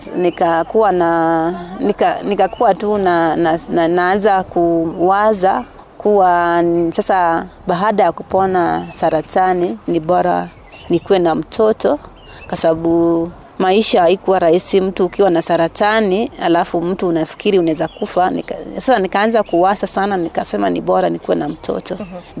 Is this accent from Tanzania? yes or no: no; Mosoriot, Nandi County, Kenya; Natoka Nandi County